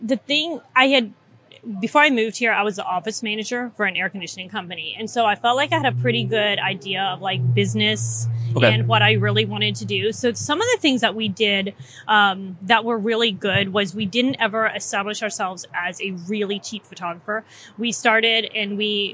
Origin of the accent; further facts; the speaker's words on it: Mississippi, United States; moved away as an adult; now in Washington, D.C. area, United States; I am a Southern girl. I'm transplanted from Mississippi, moved to the D.C. area when I married my husband almost 9 years ago.